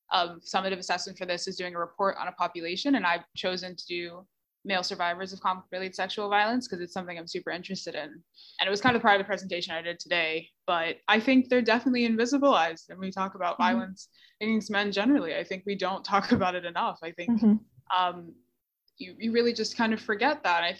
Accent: Bermuda; I'm from Bermuda

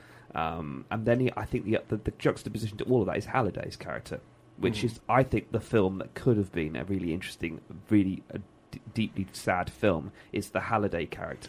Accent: Birmingham, West Midlands, United Kingdom; being a Brummie, the bit I loved was the continuity scenes around the jewellery quarter

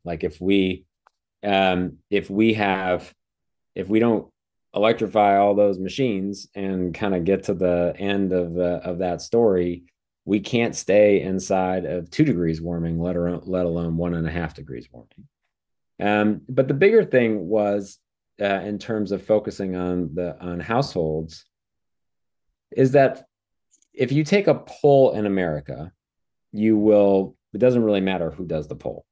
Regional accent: Wisconsin, United States; also born or lived in East Coast; now in San Diego, United States; where I grew up in Wisconsin

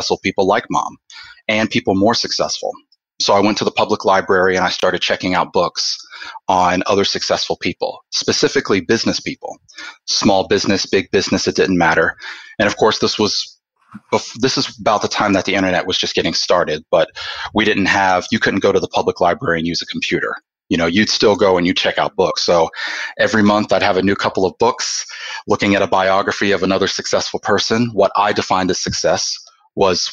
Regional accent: Atlanta, Georgia, United States; now in Oklahoma, United States; I was born and raised in Atlanta, Georgia

